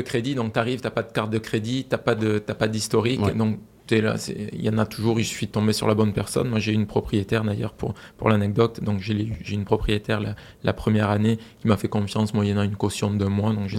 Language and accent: French; France; now in Quebec, Canada; nous en tant que Français